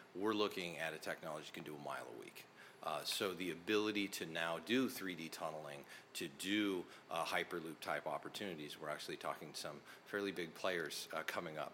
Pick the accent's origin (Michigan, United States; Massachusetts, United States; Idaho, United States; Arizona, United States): Idaho, United States; North; So I grew up, I'm a kid from North Idaho silver mines.